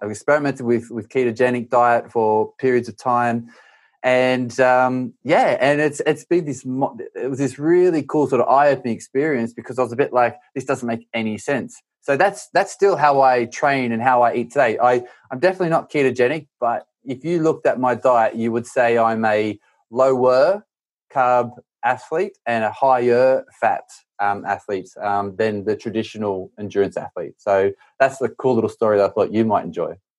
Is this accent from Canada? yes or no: no; Australia; moved away; I grew up in Australia